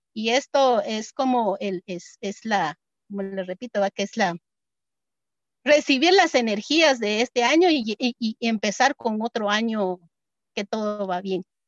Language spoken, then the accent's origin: Spanish; Momostenango, Totonicapán, Guatemala; soy originaria de Momostenango